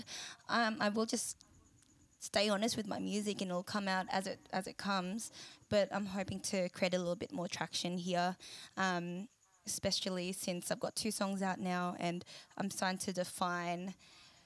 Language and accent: English; Sydney, New South Wales, Australia; I was born here and I was raised here, and I always struggle to find a connection to being truly Filipino